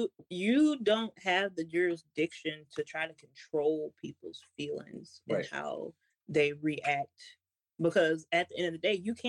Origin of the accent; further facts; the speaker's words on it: Louisiana, United States; born there; now in Washington, United States; I was born in Louisiana.